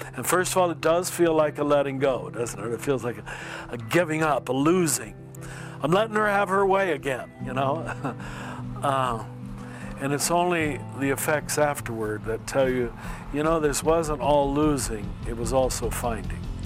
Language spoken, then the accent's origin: English; United States; I'm still an American